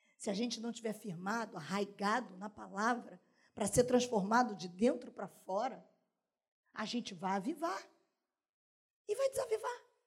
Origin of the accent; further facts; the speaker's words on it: Duque de Caxias, Rio de Janeiro, Brazil; Sou cria da Maranata, em Caxias